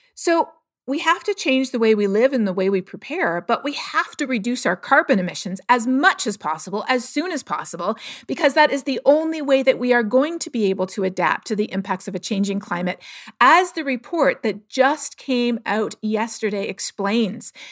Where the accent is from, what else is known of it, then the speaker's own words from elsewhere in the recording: Toronto, Ontario, Canada; I grew up in Toronto